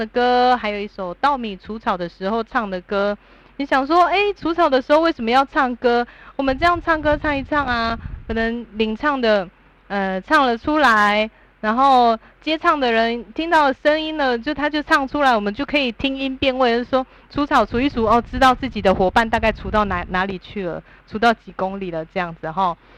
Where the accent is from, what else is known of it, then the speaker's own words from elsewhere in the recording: Taitung County, Taiwan; 那大家知道我们是哪里来的吗？我们是台东的什么族？哦，答对了，我们是台东的阿美族，是来自于马兰部落。